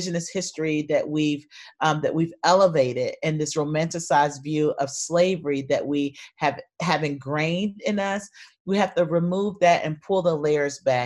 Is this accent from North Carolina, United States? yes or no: yes; North Carolina, United States; moved away as an adult; also born or lived in Austin, Texas; now in Atlanta, United States; I'm originally from North Carolina, and I moved to Atlanta right after college